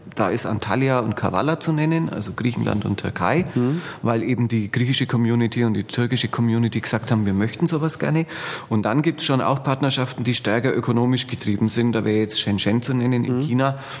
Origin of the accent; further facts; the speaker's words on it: Germany; Bei uns in Deutschland